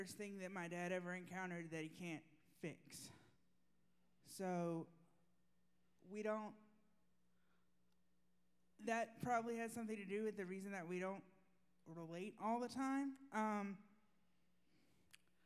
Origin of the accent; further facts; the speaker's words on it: Mississippi, United States; moved away as an adult; now in Florida, United States; I'm from Mississippi. I've been in church my whole life